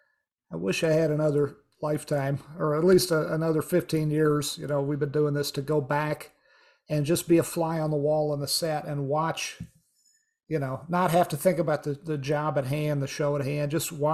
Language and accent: English; Virginia, United States; I grew up, not in Florida. I grew up in Virginia, but we would travel to Florida whenever we could to visit. I had family down there.